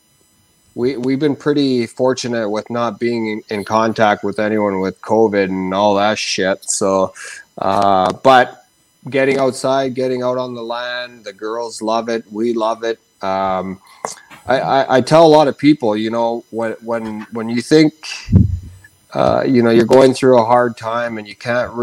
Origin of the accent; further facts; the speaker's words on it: Rankin Inlet, Nunavut, Canada; now in Kelowna, Canada; growing up in Rankin Inlet, Nunavut, where it's currently minus 40